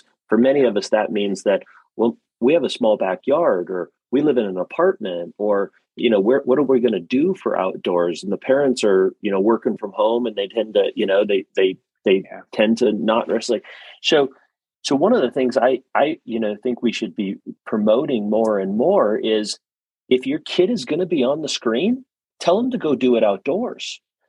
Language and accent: English; South Dakota, United States; also born or lived in Ohio; I froze my nose and my toes a lot growing up in South Dakota and Ohio.